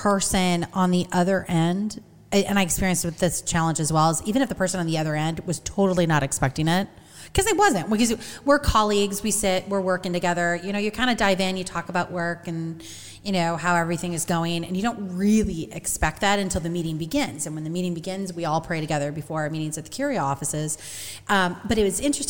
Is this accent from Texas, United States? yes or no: no; Peoria, Illinois, United States; moved away; I grew up in Peoria